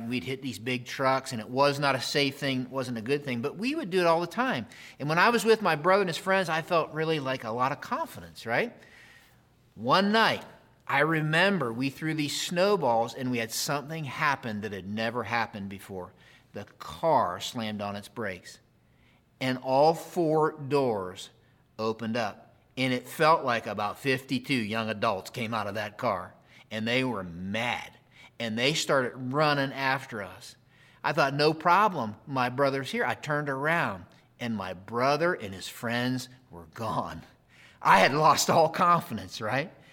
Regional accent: Pennsylvania, United States; I grew up in Pennsylvania.

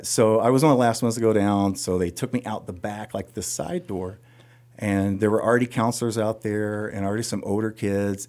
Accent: Sebree, Kentucky, United States; moved away as an adult; now in Ohio, United States; my story begins in nineteen seventy-four in Sebree, Kentucky

